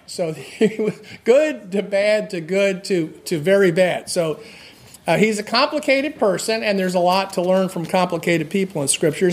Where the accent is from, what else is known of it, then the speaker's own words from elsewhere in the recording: New Jersey, United States; I grew up in New Jersey.